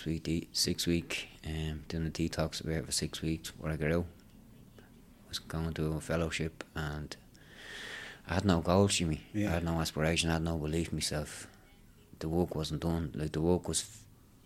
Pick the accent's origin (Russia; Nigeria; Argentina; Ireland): Ireland; Dublin, Leinster; I was from Ballymun